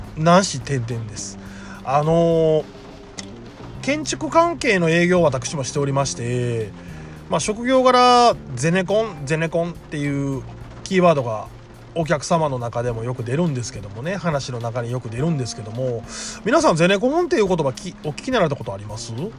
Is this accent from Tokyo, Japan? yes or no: no; Sakai, Osaka, Japan; 私堺で生まれて堺で育ってる